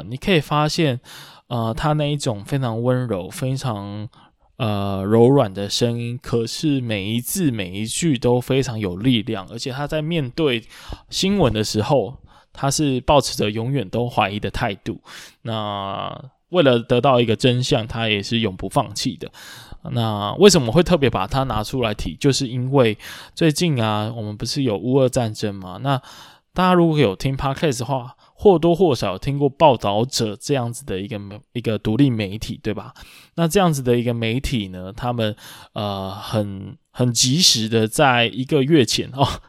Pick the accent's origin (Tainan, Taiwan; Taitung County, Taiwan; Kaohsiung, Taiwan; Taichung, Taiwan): Kaohsiung, Taiwan; 像身为高雄人的我啊，以前就非常喜欢那一个区域。